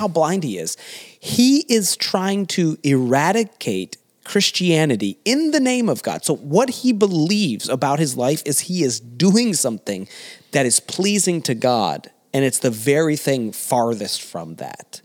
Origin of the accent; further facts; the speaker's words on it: the South, United States; moved away; I came from the South